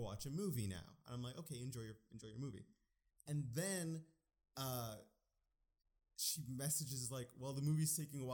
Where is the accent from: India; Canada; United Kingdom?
Canada; Alberta; moved away as an adult; now in British Columbia, Canada; I grew up in Alberta